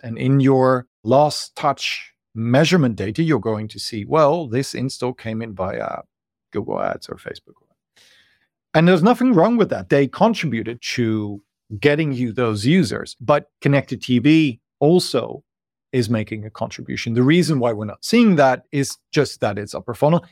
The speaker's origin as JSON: {"language": "English", "country": "Netherlands", "moved": "as an adult", "lives_now": "Berlin, Germany", "said": "I moved here from the Netherlands, where I'm originally from, as a student"}